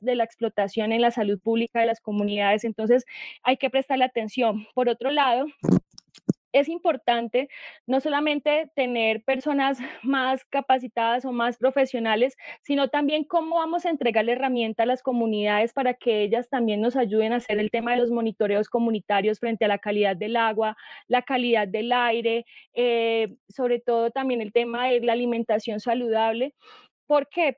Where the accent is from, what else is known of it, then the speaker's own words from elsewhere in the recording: Puerto Boyacá, Boyacá, Colombia; yo soy de Puerto Boyacá